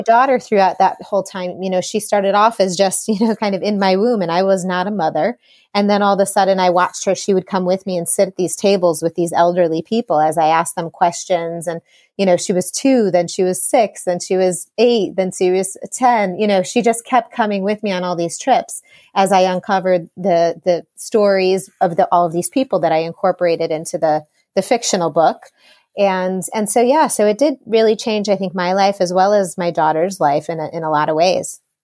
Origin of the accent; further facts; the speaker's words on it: Chicago, Illinois, United States; I grew up in Chicago